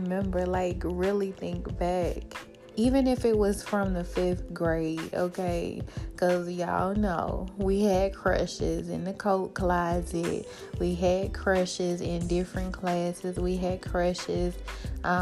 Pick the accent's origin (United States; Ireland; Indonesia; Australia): United States; Birmingham, Alabama; I'm from Birmingham, so I remember 95.7 jams